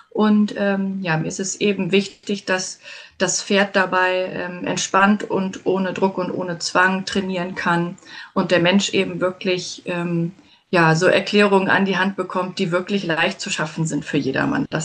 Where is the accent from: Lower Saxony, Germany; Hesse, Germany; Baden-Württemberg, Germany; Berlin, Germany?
Berlin, Germany; now in Westmünsterland, Germany; ich komme eigentlich aus Berlin